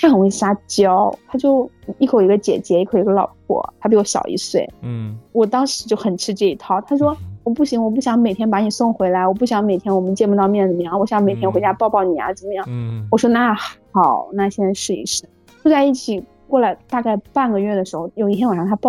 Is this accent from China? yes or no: yes; Shanxi, China; now in Beijing, China; 我们老家，我是山西的，从北京到山西